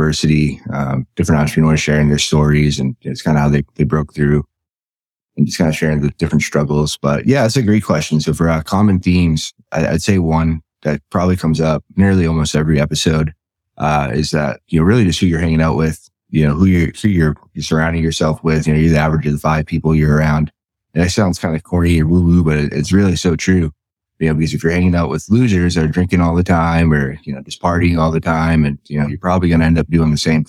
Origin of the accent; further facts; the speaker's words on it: New England, United States; I'm from New England.